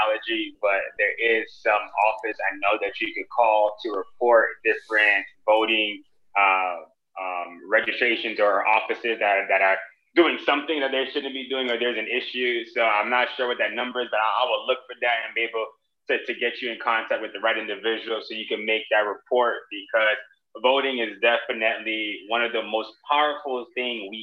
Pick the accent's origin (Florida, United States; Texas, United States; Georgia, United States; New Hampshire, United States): Florida, United States; Miami; I'm from Miami